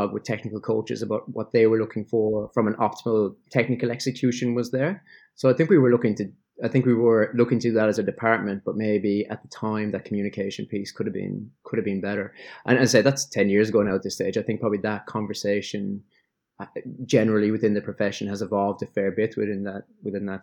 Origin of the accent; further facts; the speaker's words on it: Ireland; moved away as an adult; also born or lived in England / Melbourne; now in Sydney, Australia; an Irish guy who spent 10 years in England